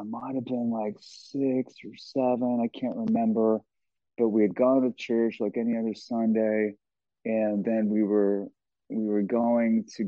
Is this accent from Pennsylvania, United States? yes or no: no; Los Angeles, California, United States; we grew up in Los Angeles